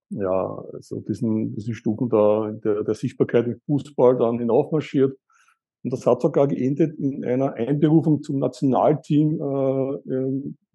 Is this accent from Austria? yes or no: yes; Eastern Austria, Austria; ich komme aus Österreich, aus Ostösterreich. Ich bin in Ostösterreich aufgewachsen.